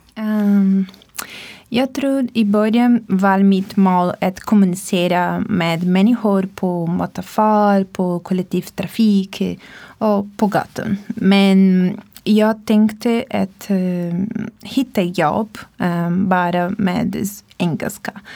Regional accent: Brazil; Swedish is a second language; moved away as an adult; now in Sweden; jag kommer från Brasilien.

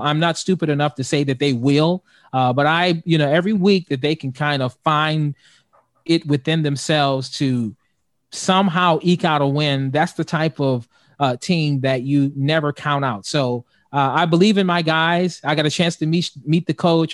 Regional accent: Youngstown, Ohio, United States; I'm from Youngstown, Ohio

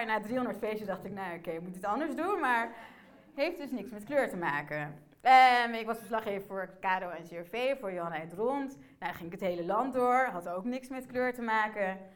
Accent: Emmen, Drenthe, Netherlands; also born or lived in Port-au-Prince, Haiti; Ik ben geboren in Port-au-Prince. Na drie maanden ben ik naar Nederland gekomen, naar Emmen, de parel van het noorden.

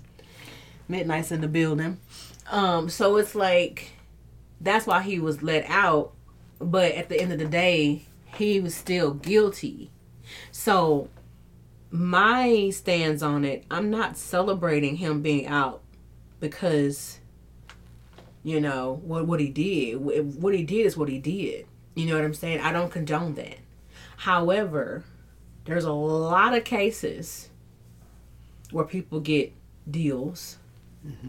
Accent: Dallas, Texas, United States; my hometown

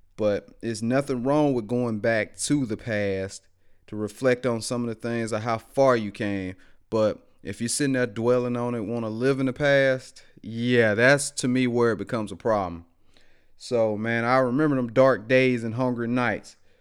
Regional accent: Greensboro, Alabama, United States; growing up in West Alabama, out there in Greensboro, man, one of them small towns where everybody know everybody.

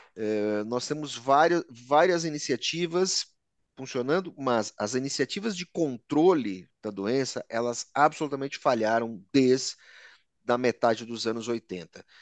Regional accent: Brazil; nós brasileiros somos uma mistura de progresso e fracasso

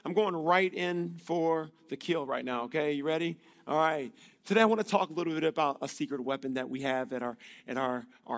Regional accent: Illinois, United States; I'm from Illinois in the States.

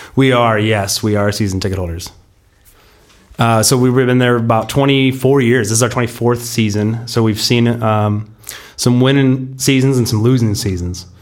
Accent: San Diego, California, United States; we're from Pacific Beach. We grew up, uh, like you said, together, uh, on the, you know, beaches, uh, right under Crystal Pier

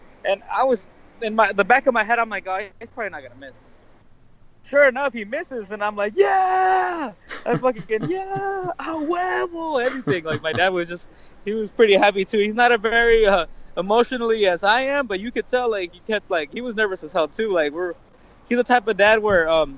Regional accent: Las Vegas, Nevada, United States; I'm from Vegas

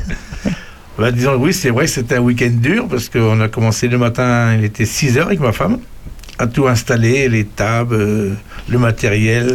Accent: Saint-Firmin-des-Bois, Centre-Val de Loire, France; also born or lived in Château-Renard; je suis natif de Saint-Firmin-des-Bois.

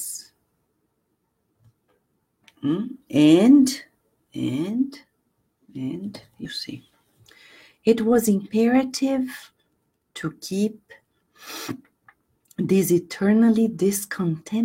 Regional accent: Brazil; moved away as an adult; now in United States; I was born in Brazil and I've been in the US and I'm American too. It's been 22 years.

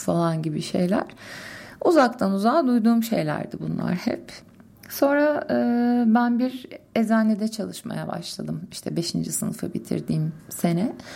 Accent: Istanbul, Turkey; Zeytinburnu'nda doğdum, büyüdüm.

